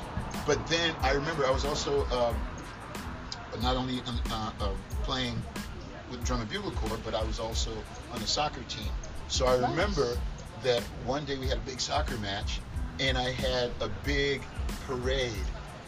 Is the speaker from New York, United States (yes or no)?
yes; New York City, New York, United States; also born or lived in Port-au-Prince, Haiti; now in Central Florida, United States; It goes all the way back from where I was born in the islands. I'm from Haiti originally, Port-au-Prince, and I came here when I was about 8 years old, moved to New York City.